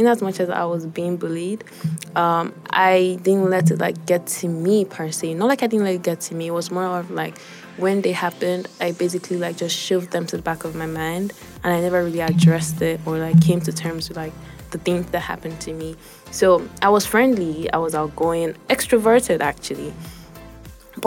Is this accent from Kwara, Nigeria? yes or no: yes; Kwara, Nigeria; I am from Kwara State